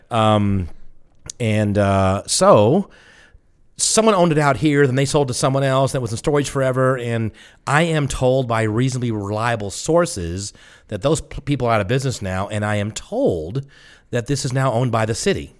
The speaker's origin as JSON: {"language": "English", "region": "the South", "country": "United States", "said": "I'm from the South"}